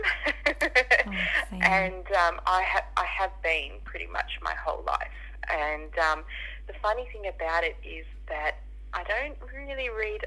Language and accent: English; Sydney, New South Wales, Australia; I was born and raised in Western Sydney, so I haven't moved out of the area.